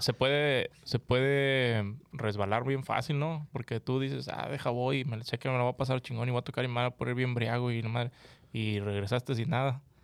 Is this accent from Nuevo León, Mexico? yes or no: yes; Monterrey, Nuevo León, Mexico; yo soy de Monterrey